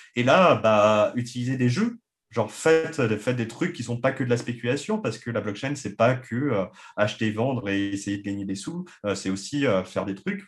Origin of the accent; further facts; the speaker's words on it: France; en tant que Français